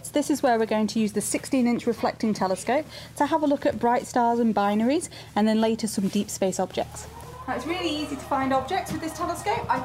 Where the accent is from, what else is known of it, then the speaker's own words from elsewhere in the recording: Ramsbottom, North West England, United Kingdom; We're from Ramsbottom in very near Greater